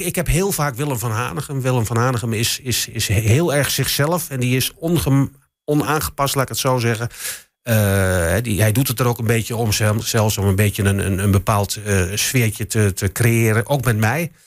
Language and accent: Dutch; Enschede, Overijssel, Netherlands; ik kom ook uit Enschede natuurlijk. Ik ben hier geboren. Ik stond vroeger ook als, als, als jongetje van, van, van, van negen jaar stond ik op vak PP